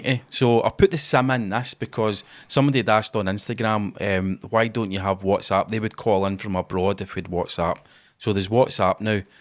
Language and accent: English; Glasgow, Scotland, United Kingdom; we're Scottish guys. We're both from Glasgow